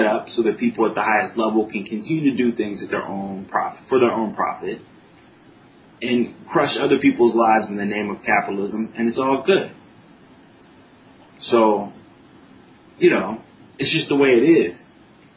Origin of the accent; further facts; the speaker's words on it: United States; I'm an American